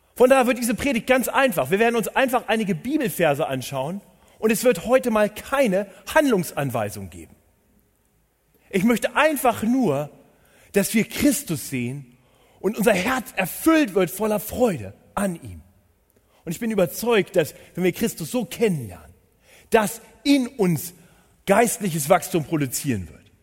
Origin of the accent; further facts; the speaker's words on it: Northern Germany, Germany; moved away as an adult; now in Munich, Germany; Ich bin gebürtiger Norddeutscher